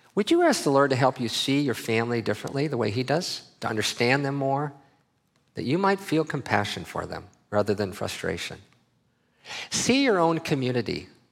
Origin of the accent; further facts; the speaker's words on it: Minnesota, United States; I grew up in Minnesota